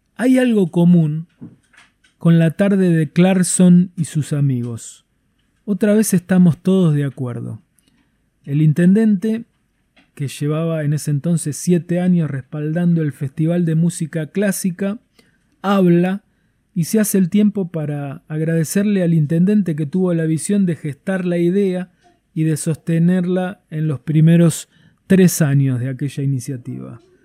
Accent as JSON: {"language": "Spanish", "region": "Tierra del Fuego", "country": "Argentina", "said": "lo que somos capaces de hacer los fueguinos"}